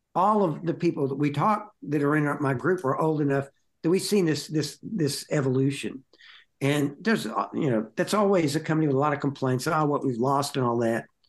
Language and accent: English; Fort Worth, Texas, United States; I grew up in Fort Worth.